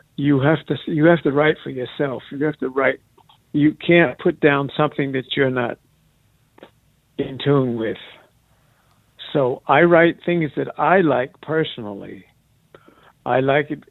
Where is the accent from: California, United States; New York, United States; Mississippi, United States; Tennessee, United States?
New York, United States; New York City; moved away as an adult; also born or lived in Austria / Atlanta; I grew up in New York